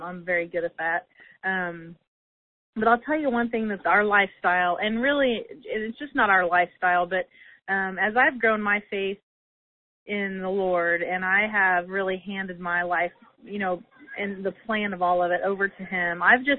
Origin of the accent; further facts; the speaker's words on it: Illinois, United States; moved away as an adult; also born or lived in Indiana; here we are back in Illinois in my hometown